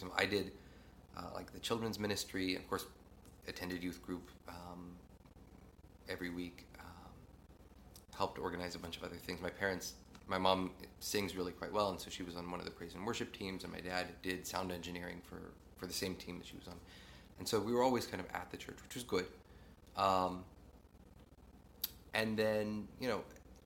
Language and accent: English; East Central Indiana, United States; So I grew up in sort of East Central Indiana. Grew up in a really small town.